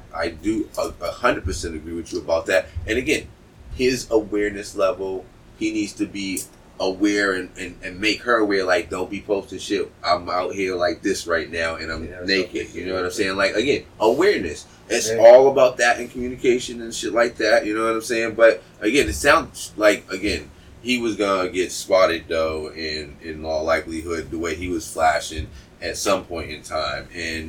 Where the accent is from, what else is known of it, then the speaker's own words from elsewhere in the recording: Boston, Massachusetts, United States; so I'm from Boston, motherfucker.